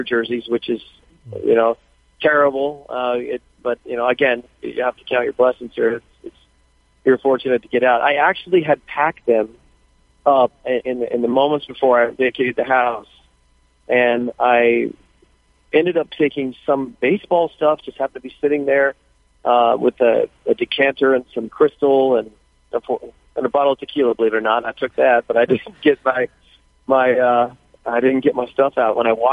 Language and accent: English; California, United States; my hometown